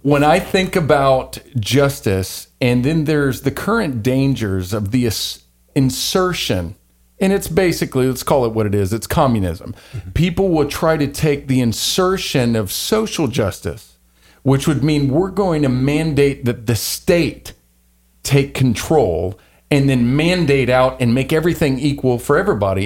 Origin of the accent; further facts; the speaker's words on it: Louisiana, United States; I'm from Louisiana